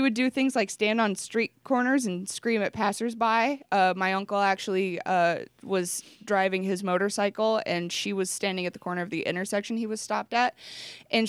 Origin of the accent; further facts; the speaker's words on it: Wenatchee, Washington, United States; I was born in Wenatchee and I spent a few years of my childhood there